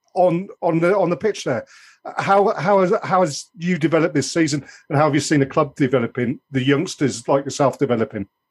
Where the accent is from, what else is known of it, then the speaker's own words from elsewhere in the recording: Oxfordshire, South East England, United Kingdom; also born or lived in Essex; I was born in Essex, although I lived in Oxfordshire most of my life.